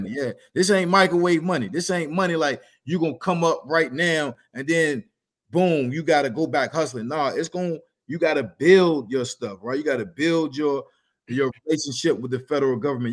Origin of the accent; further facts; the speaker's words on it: Norfolk, Virginia, United States; I'm from Norfolk